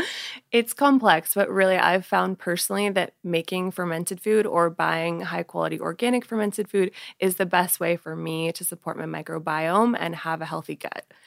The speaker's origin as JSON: {"language": "English", "town": "Portland", "region": "Oregon", "country": "United States", "tie": "born or raised there", "also_born_or_lived": "Honolulu, Hawaii", "said": "I moved back to Portland, Oregon, where my mom's from. And so I spent the majority of my life in Oregon"}